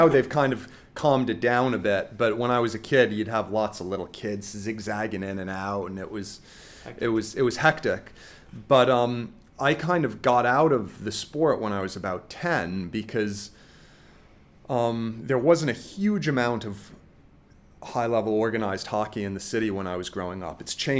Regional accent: New York, United States; Well, growing up in New York, hockey was the first sport I played.

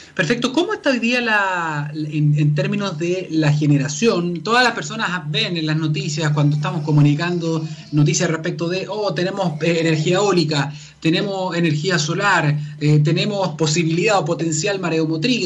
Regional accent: Santiago, Santiago Metropolitan Region, Chile; los santiaguinos

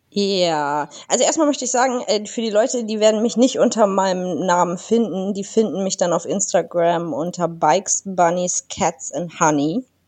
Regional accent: Northern Germany, Germany; Ich bin Norddeutsche

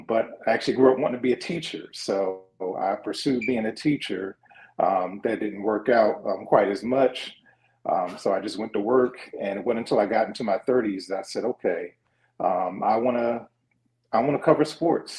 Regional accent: Philadelphia, Pennsylvania, United States; I'm from Philadelphia, from West Philly. For those familiar, kind of that's Cobbs Creek. So, okay. West Philly kid, just growing up, went to John Bartram High School in Southwest Philly

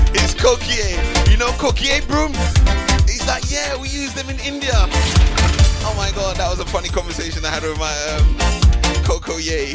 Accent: Trinidad & Tobago; my missus comes from Grenada and I come from Trinidad

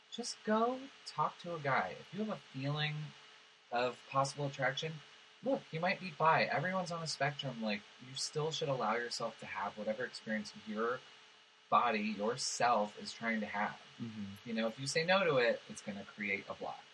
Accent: Los Angeles, California, United States; So I grew up in West Hills

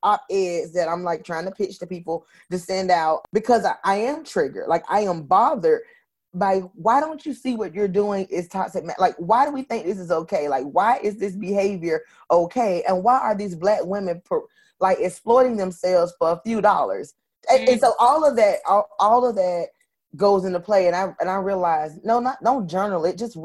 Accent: Florida, United States; I'm from Florida

